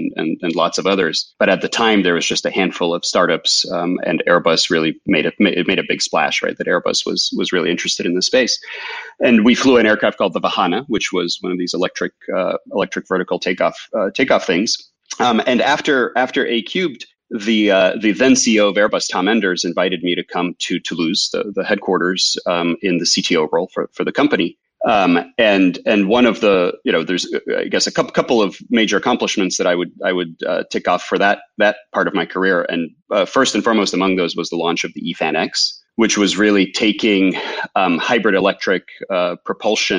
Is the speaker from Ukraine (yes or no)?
yes; Ukraine; moved away; I grew up in Ukraine, in the former USSR.